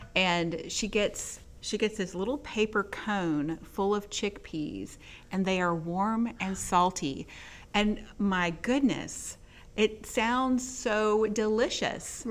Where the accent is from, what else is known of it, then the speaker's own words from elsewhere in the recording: Texas, United States; now in Mississippi, United States; I grew up in Texas